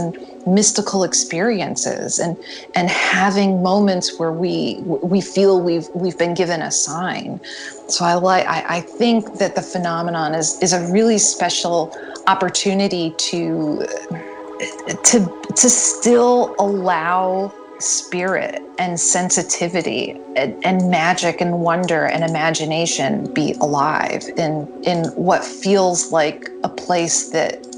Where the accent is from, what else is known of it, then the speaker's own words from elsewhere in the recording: the North, United States; I'm not from the South, I'm a Yankee